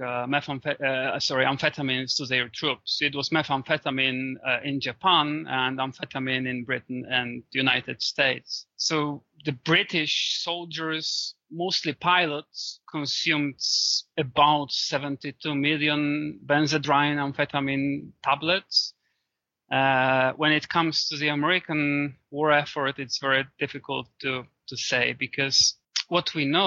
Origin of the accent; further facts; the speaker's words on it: Poland; my home country, Poland.